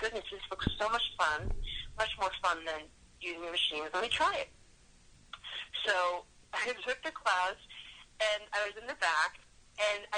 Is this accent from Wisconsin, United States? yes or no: no; Yonkers, New York, United States; I grew up in Yonkers, which is Westchester County.